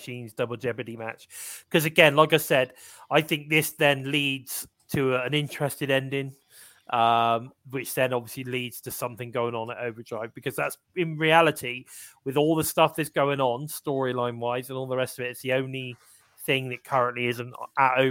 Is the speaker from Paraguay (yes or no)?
no; England, United Kingdom; I'm English